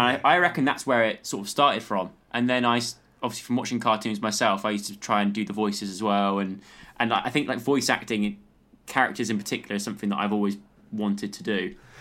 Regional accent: Lacock, South West England, United Kingdom; growing up in the countryside, I grew up in, um, in Wiltshire

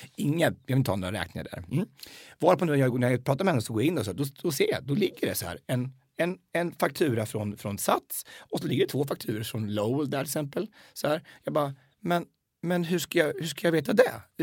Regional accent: Hallsberg, Örebro County, Sweden; also born or lived in United States

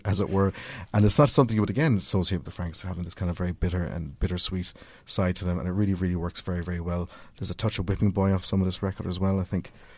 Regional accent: Cork, Munster, Ireland; growing up in Cork

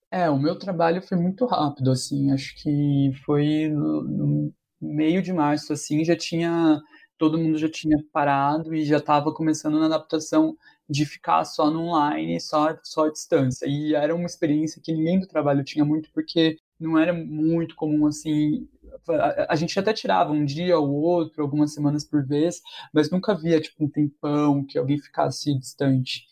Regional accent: interior of São Paulo, Brazil; moved away as an adult; now in São Paulo, Brazil; Eu sou do interior de São Paulo, aí eu vim para cá com 18 anos

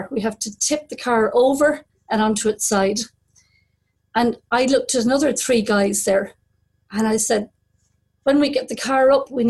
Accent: Kerry, Munster, Ireland; accent: Kerry; moved away as an adult; also born or lived in Munich, Germany; with my Kerry accent

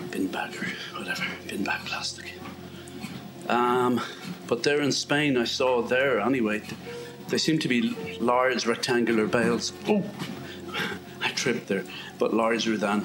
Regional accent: west of Ireland, Ireland; moved away; When I grew up in Ireland, it was all rectangular bales of hay

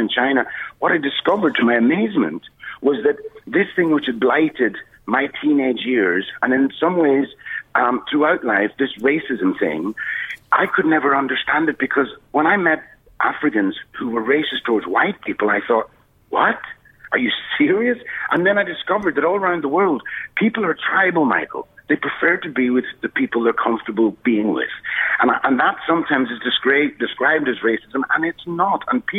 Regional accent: Donegal, Ulster, Ireland; now in Dublin, Ireland; when I grew up in Donegal in 1961, I was born. I was the only black guy in the whole county.

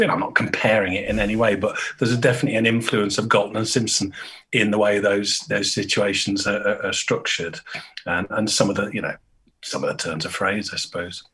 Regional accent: Great Harwood, North West England, United Kingdom; moved away as an adult; also born or lived in Brighton; I grew up uh, just outside Blackburn in Lancashire right Harwood

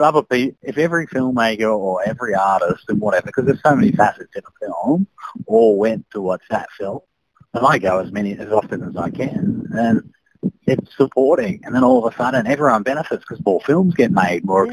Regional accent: Sydney, New South Wales, Australia; I grew up in Sydney

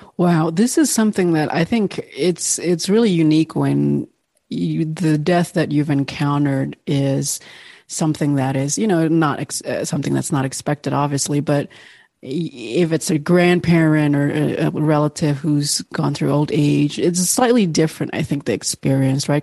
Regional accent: Bali, Indonesia; Bali, Indonesia, which is, of course, my home country

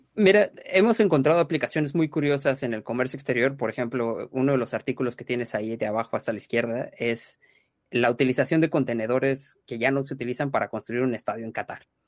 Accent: Mexico; now in London, United Kingdom; Los dos fundadores somos mexicanos

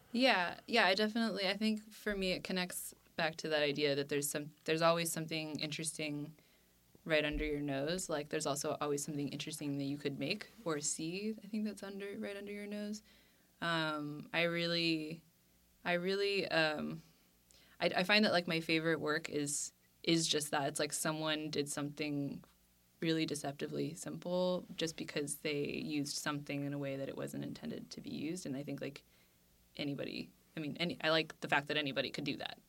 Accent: Cupertino, California, United States; I grew up in Cupertino

